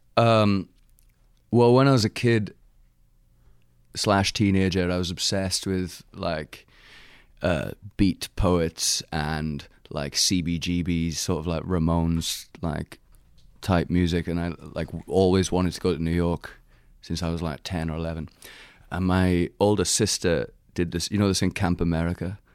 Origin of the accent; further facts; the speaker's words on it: Pentre, Wales, United Kingdom; accent: Welsh; moved away as an adult; now in United States; I'm from Pentra in the Rhondda. Um, I grew up there and went to school in Red Vallon